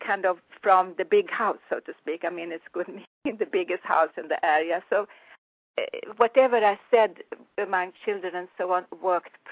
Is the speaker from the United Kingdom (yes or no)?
no; Sweden; accent: Swedish; English is a second language; also born or lived in Florida, United States; now in United States; I come from Sweden. I was born in Sweden